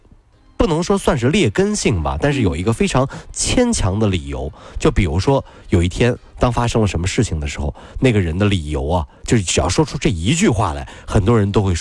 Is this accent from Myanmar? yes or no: no; Wenzhou, Zhejiang, China; 对，这个不是我们温州人。